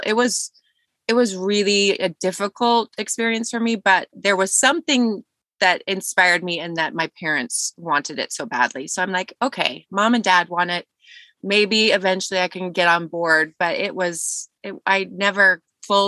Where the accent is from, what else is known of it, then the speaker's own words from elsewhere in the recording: Idaho, United States; I am from Idaho. I am an Idaho blood Mormon. and totally grew up that way.